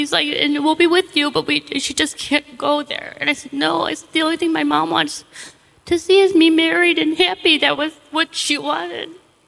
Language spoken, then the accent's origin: English; Brook Park, Ohio, United States; We moved in this little tiny house, two-bedroom house, and where I grew up in Brook Park.